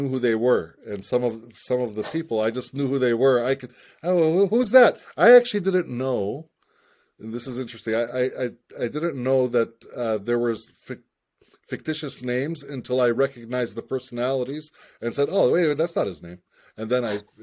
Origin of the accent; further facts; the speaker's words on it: United States; also born or lived in Ramallah, Palestine; I was born and raised in the United States